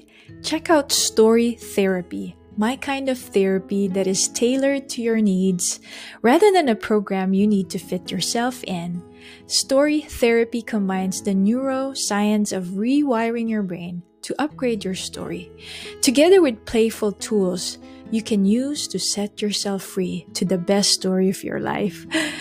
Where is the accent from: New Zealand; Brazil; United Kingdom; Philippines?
Philippines; And growing up in the Philippines, we always have group activities like classroom declaration contest, dance contest is always done in groups.